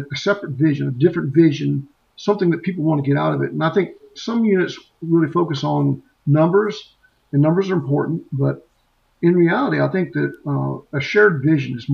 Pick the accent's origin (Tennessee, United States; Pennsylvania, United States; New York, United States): Tennessee, United States; Memphis; I grew up in Memphis